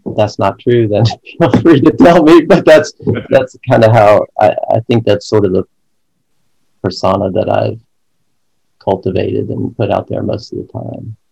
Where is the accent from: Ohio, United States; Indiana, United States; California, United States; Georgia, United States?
Georgia, United States; Atlanta; also born or lived in Virginia; I've been in Atlanta all my life